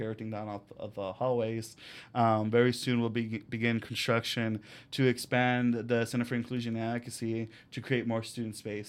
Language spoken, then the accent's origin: English; United States; I was born in the United States, but my parents are from Mexico and live in Mexico